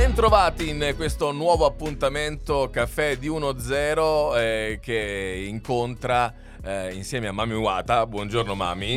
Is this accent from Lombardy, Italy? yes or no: no; Abruzzo, Italy; io chiaramente da buon abruzzese eh, sul suolo, vivente sul suolo abruzzese